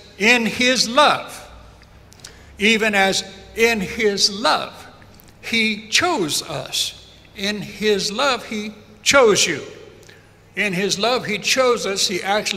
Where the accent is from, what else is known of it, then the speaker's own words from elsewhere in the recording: United States; being American